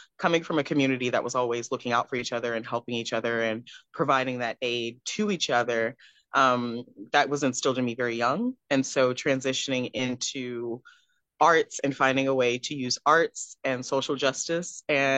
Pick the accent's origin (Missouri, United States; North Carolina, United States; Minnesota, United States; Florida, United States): North Carolina, United States; Cary; also born or lived in Houston; now in Raleigh, United States; I'm originally from Houston, Texas, yes, but I grew up between Texas and North Carolina, so I'm presently in Raleigh, North Carolina, but I grew up in Cary, North Carolina, in between.